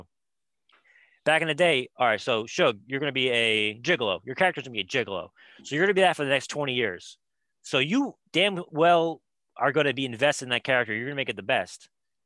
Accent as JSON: {"language": "English", "region": "New York", "country": "United States", "said": "I'm a New Yorker"}